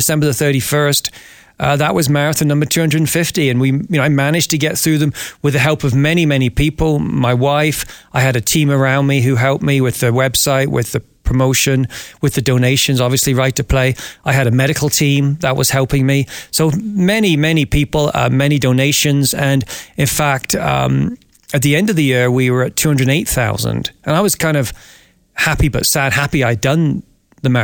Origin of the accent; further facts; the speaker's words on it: Devon, South West England, United Kingdom; now in Cochrane, Canada; I'm from Devon originally. And as a lad, I'm the eldest of 6 children, and mum and dad would take us to the beaches, and we would build sandcastles and have picnics on the beaches in Devon